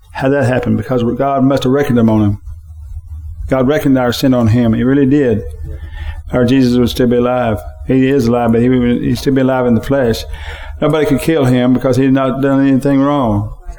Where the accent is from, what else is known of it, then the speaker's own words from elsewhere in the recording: United States; my freedom as an American.